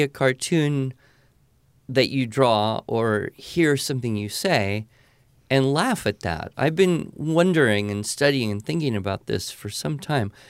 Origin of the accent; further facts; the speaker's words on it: California, United States; I grew up in California